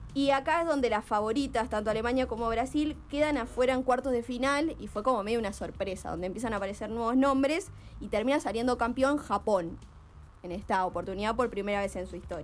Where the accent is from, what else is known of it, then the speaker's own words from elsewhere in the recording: Argentina; como argentinos y argentinas